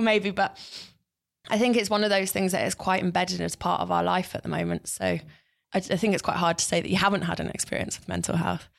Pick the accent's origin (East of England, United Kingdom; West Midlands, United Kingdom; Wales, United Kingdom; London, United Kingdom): London, United Kingdom; I grew up in North London